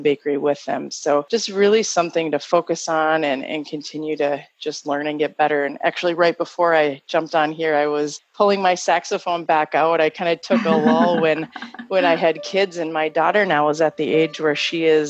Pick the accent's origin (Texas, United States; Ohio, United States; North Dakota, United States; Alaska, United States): North Dakota, United States; Fargo; I grew up in Fargo